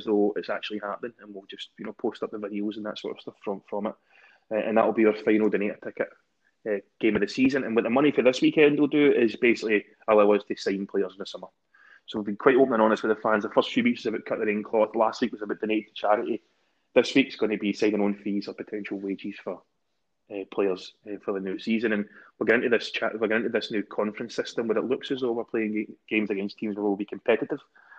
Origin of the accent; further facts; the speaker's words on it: Glasgow, Scotland, United Kingdom; accent: Glasgow; I look forward to getting slaughtered off my pals for my Glasgow Uni accent because I did try and keep it PC and above board.